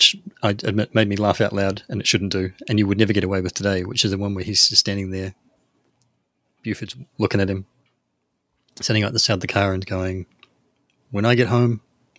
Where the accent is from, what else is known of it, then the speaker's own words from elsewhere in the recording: New Zealand; I'm a Kiwi